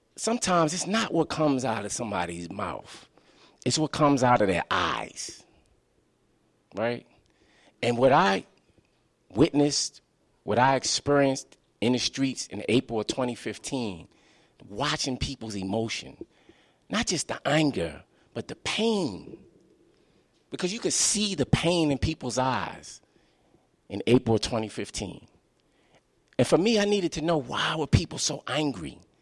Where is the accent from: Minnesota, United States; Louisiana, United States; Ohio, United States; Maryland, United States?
Maryland, United States; Baltimore; my own growing up in Baltimore.